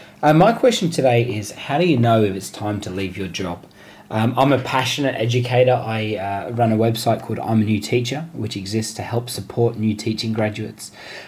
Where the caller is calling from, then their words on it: Sydney, New South Wales, Australia; I am from Sydney, Australia.